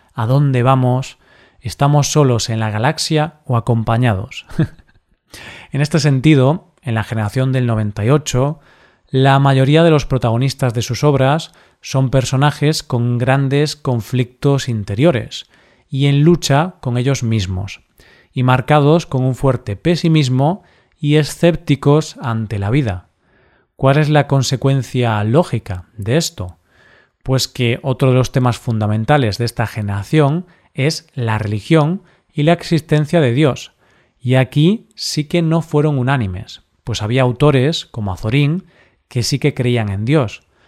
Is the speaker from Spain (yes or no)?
yes; Spain; lo que éramos como país